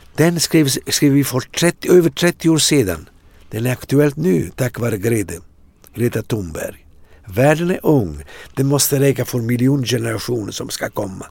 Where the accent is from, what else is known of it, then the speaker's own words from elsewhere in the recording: Atrani, Campania, Italy; Swedish is a second language; now in Sweden; i Atrani där jag växte upp